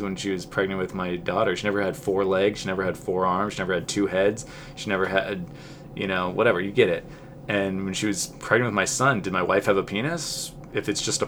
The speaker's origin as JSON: {"language": "English", "region": "Southern California", "country": "United States", "said": "I'm from Southern California"}